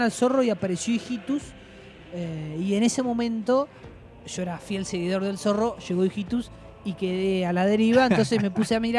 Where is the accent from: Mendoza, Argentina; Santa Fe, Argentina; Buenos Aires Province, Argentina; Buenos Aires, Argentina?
Santa Fe, Argentina; Villa Gobernador Gálvez; Desde entonces la gente de mi pueblo, Villa Gobernador Galvez, empezó a llamarme ….